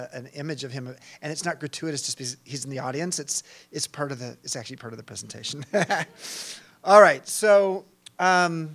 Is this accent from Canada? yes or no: no; Long Beach, California, United States; moved away; I grew up in Long Beach